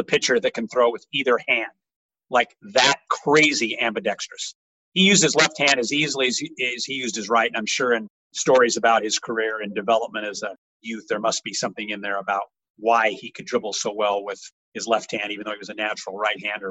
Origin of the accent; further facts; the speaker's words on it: Long Beach, California, United States; growing up in Long Beach